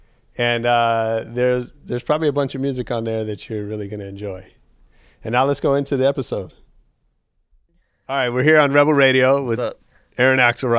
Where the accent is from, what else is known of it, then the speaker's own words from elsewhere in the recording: San Francisco, California, United States; I'm from San Francisco.